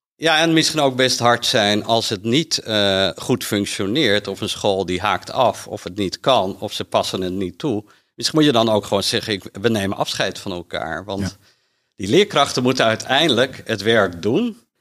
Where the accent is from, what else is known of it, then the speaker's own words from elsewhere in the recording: Amsterdam, North Holland, Netherlands; ik kom uit Amsterdam en nou, ben opgegroeid in een gezin